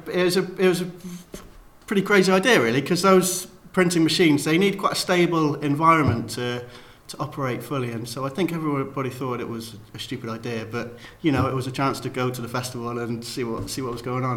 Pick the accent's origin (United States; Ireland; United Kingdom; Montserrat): United Kingdom; Cheltenham, South West England; I'm from Cheltenham.